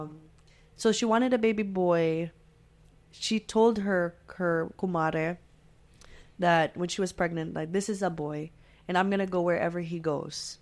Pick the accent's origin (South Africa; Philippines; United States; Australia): Philippines; Olongapo, Central Luzon; moved away; I was born in Olongapo.